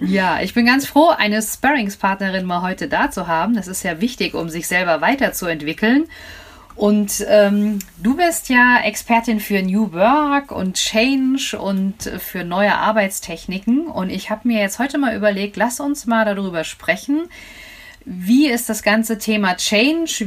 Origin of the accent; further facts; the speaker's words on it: Frankfurt, Hesse, Germany; ich komme ja hier aus Frankfurt